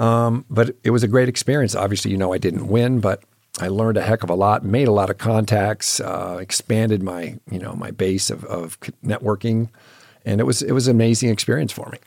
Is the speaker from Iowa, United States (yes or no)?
no; Michigan, United States; moved away; I grew up in Michigan